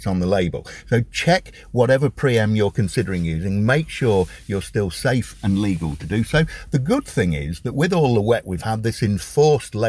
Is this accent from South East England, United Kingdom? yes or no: no; Sleaford, East Midlands, United Kingdom; also born or lived in Boston, Lincolnshire / Kenilworth, Warwickshire; I was born in Boston, but we moved and we lived and Dad worked in Kenilworth in Warwickshire until I was 9, and we moved back up to Sleaford